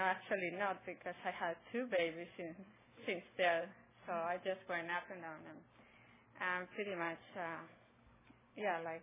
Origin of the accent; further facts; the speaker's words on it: Spain; moved away as an adult; now in Roseville, United States; I am originally from Spain.